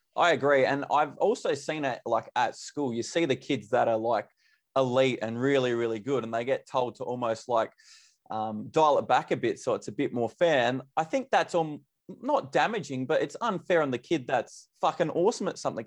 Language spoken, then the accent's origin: English; Mount Gambier, South Australia, Australia; I'm from Mount Gambier. So down South Australia